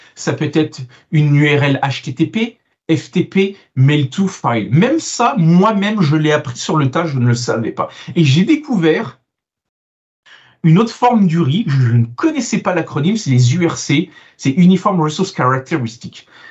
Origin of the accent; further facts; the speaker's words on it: France; also born or lived in Italy; now in Canada; je suis franco-italo-canadien, donc je suis italien, né en France et j'ai immigré au Canada et ça fait de moi maintenant un Canadien.